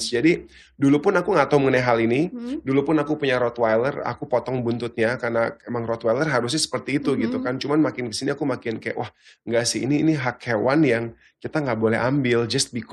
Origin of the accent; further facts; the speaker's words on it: Australia; Jadi bahkan pas aku kecil itu awalnya aku suka banget reptil karena dulu aku besar di Australia